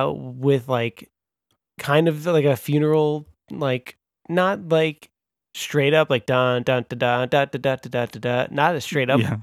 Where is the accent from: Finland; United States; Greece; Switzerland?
United States; Long Island, New York; I'm from Long Island